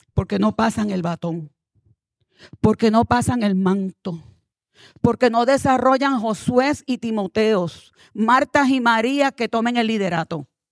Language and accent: Spanish; Puerto Rico; moved away; also born or lived in New Jersey; soy puertorriqueña